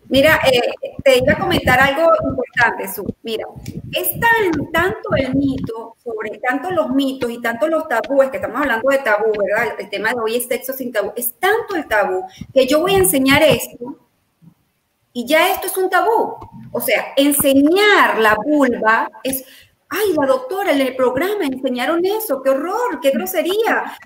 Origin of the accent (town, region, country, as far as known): Venezuela; born or raised there; also born or lived in Colombia